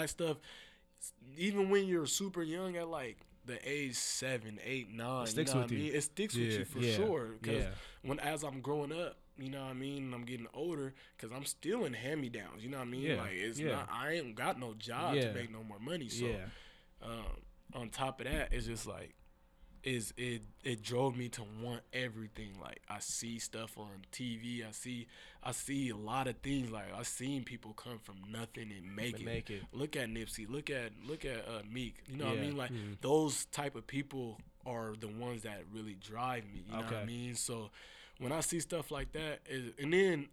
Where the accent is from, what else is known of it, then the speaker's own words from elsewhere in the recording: Seattle, Washington, United States; I grew up in the Central District area in Seattle